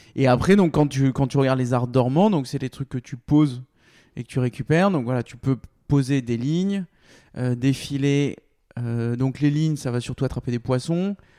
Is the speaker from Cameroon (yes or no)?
no; Bordeaux, Nouvelle-Aquitaine, France; je suis bordelais